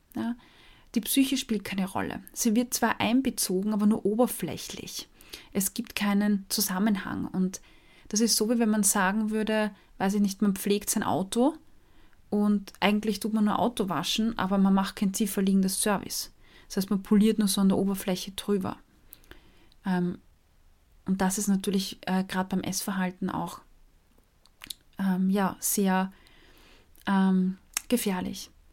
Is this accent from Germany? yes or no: no; Austria; als Österreicherin